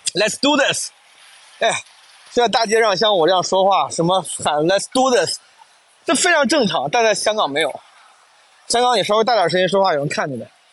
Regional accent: Henan, China; accent: Henanese; first language Henan dialect / Mandarin; 我至少是先倾向于用普通话、河南话这样的母语

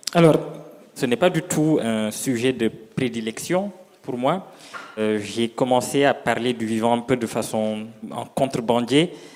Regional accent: Senegal; moved away; je viens du Sénégal, euh, d'un petit village où je retourne assez souvent

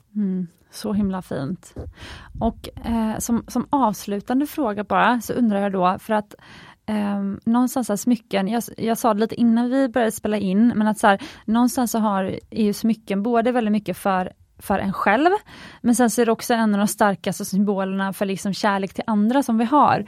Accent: Sweden; i Sverige vi är väldigt effektiva

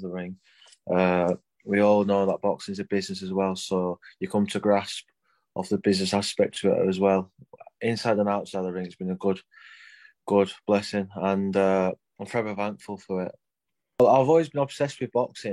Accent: Rotherham, Yorkshire and the Humber, United Kingdom; now in Sheffield, United Kingdom; I'm from Rotherham, but obviously I'm based in Sheffield

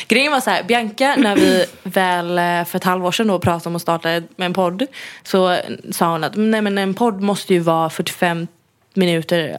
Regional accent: Gothenburg, Västra Götaland, Sweden; moved away; min familj som bor hemma i Göteborg

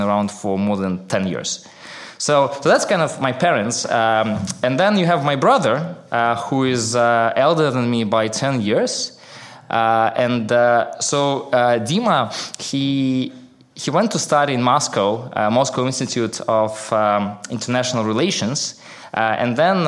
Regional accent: Minsk, Belarus; I grew up in a town called Minsk. I don't know whether you know where it is, but just to make sure we're on the same page, it's in Belarus.

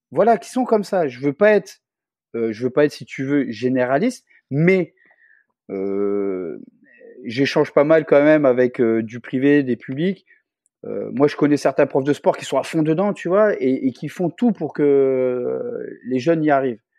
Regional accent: Réunion; chez nous, à La Réunion

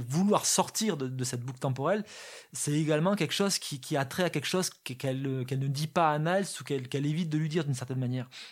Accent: south of France, France; je viens du sud de la France

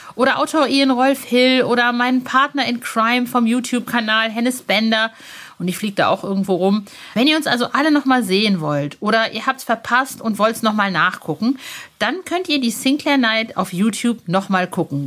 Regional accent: Soest, North Rhine-Westphalia, Germany; wir sind in Soest zur Schule gegangen. Das ist eine kleine Kleinstadt in nirgendwo

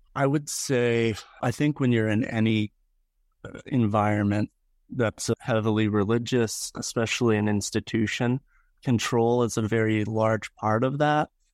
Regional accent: York, Pennsylvania, United States; moved away as an adult; also born or lived in Greenville, South Carolina; now in Presque Isle, United States; I was born and raised in York, Pennsylvania

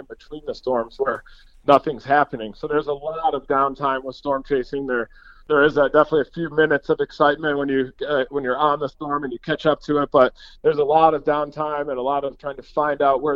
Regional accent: Michigan, United States; I grew up in Michigan, actually, so I was really into lake effect snow growing up as well

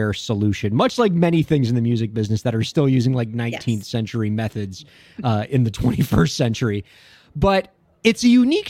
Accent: Miami, Florida, United States; Elisa and I went to Killian.

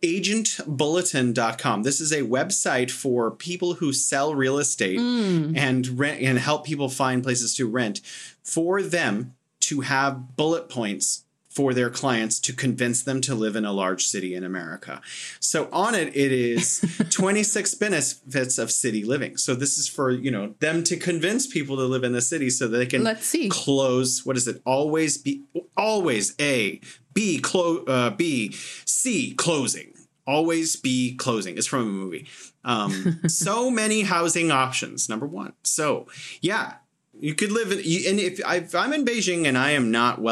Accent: California, United States; now in China; I'm from California

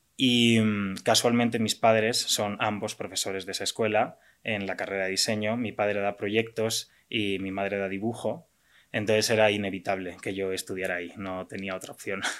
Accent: Valencia, Valencian Community, Spain; moved away as an adult; also born or lived in London; now in Mexico; soy diseñador industrial de Valencia, España. Y bueno, llevo ya ocho años en México.

